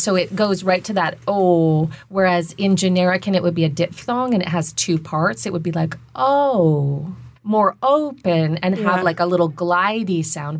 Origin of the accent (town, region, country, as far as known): Minnesota, United States